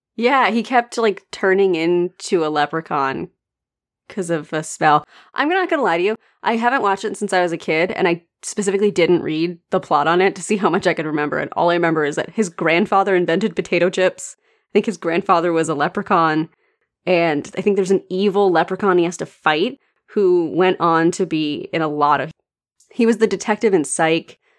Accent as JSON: {"language": "English", "country": "United States", "said": "as an American"}